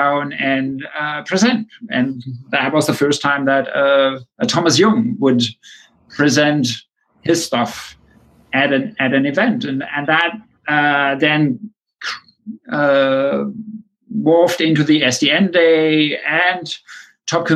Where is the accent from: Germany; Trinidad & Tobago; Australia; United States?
Germany; moved away; I grew up in Germany